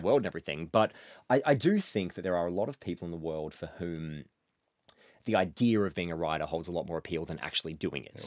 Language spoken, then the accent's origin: English; Mansfield, Victoria, Australia; moved away; every year my hometown does a, uh, does a pub crawl, like, up through the city and up Bridge